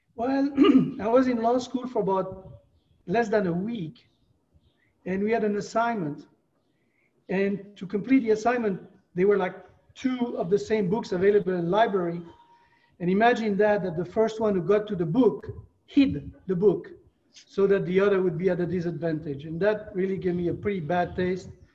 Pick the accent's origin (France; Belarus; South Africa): France; moved away as an adult; also born or lived in Brevard County, Florida; now in Florida, United States; I moved from France when I was 24 years old.